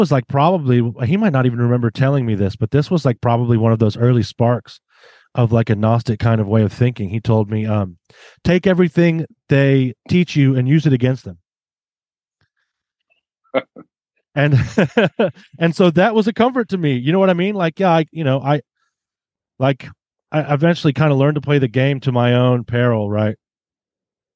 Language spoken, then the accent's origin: English; Southern U.S., United States; I grew up in the South here in the Southern U.S.